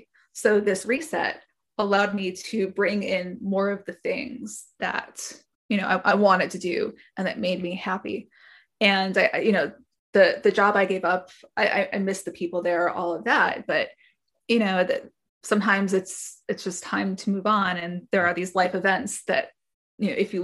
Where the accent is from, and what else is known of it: Wisconsin, United States; born or raised there; also born or lived in Boston, Massachusetts